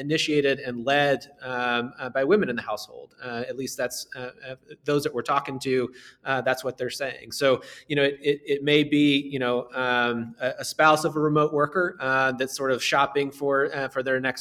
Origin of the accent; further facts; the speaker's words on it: Southern Indiana, United States; growing up in Southern Indiana